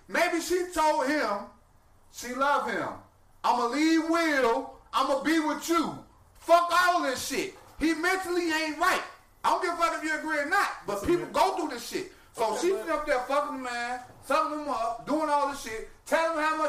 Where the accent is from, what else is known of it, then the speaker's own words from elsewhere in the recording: Chicago, Illinois, United States; I'm from Chicago.